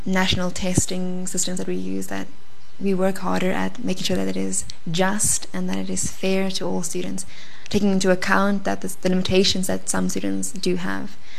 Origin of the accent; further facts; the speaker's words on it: South Africa; we as South African